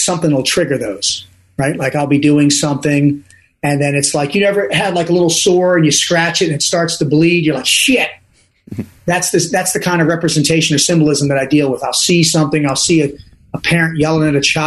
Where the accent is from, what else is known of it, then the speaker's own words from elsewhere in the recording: Dundalk, Maryland, United States; also born or lived in Owings Mills, Maryland; I'm from Dundalk, Maryland, not a good part of town